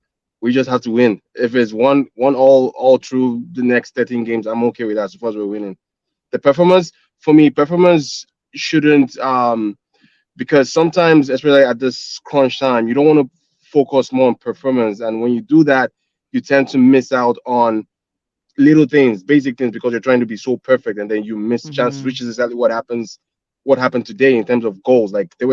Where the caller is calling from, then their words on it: Toronto, Ontario, Canada; Hi, Sophie. I'm in Toronto right now.